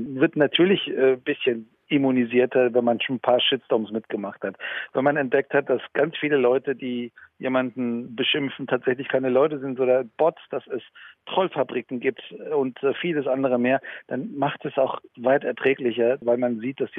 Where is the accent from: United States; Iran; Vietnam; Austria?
Iran; ich bin ursprünglich aus dem Iran